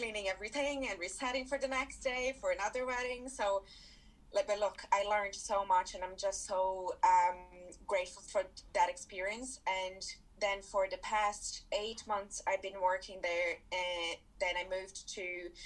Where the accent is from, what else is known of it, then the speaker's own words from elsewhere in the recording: Brazil; moved away as an adult; now in Ireland; I'm from Brazil originally, and I came to Ireland 5.5 years ago